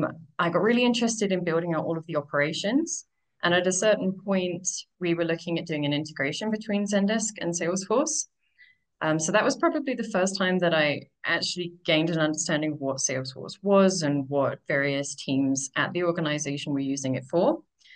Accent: United Kingdom; moved away as an adult; now in Mexico; I'm originally from the UK, although I've heard that my accent is starting to get butchered by too much time abroad. I've been living in various different countries for more than 10 years now.

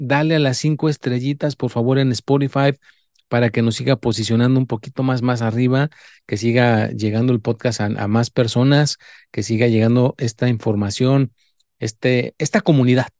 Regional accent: Mexico; yo soy mexicano

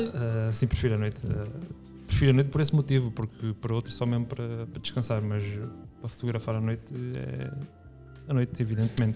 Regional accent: Reguengos de Monsaraz, Alentejo, Portugal; also born or lived in Lisbon; eu, eu nasci e fui criado em, em Reguengos não dentro de Reguengos, mas, mas sim em Reguengos

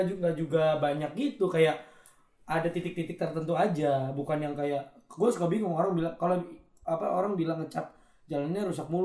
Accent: Bekasi, West Java, Indonesia; Gue sih sempet jadi apa namanya sebagai warga Bekasi

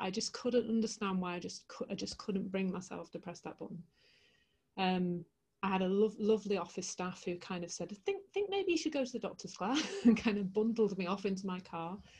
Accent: Leeds, Yorkshire and the Humber, United Kingdom; I'm from Leeds in the heart of West Yorkshire.

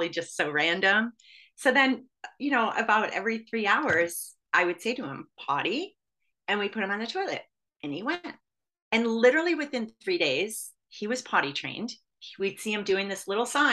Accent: Michigan, United States; when I was growing up in Michigan

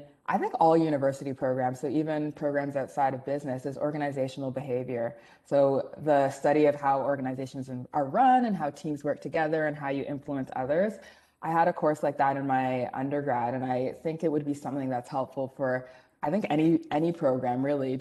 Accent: Mississauga, Ontario, Canada; I grew up in Mississauga

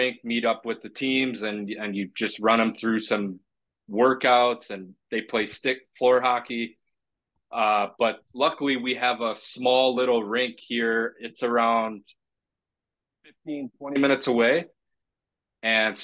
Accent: Southgate, Michigan, United States; also born or lived in Kassel, Germany; I'm from Detroit here. I'm downriver guy

